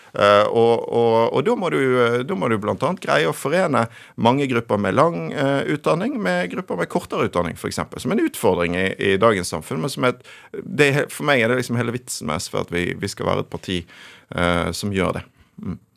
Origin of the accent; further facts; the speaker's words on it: Bergen, Vestland, Norway; now in Oslo, Norway; jeg vokste opp i Bergen med en far eh, fra Oslo